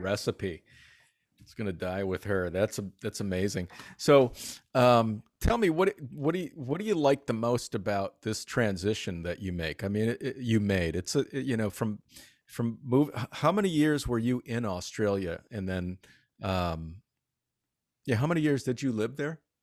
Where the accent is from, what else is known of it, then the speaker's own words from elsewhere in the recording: Detroit, Michigan, United States; moved away; also born or lived in New York City; I'm originally from the Detroit area in Mich-, Michigan